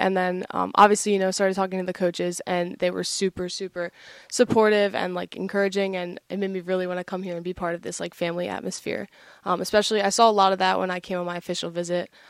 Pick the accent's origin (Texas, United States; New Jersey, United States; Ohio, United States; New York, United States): New Jersey, United States; Sewell; moved away as an adult; now in New Hampshire, United States; I'm from Sewell, New Jersey.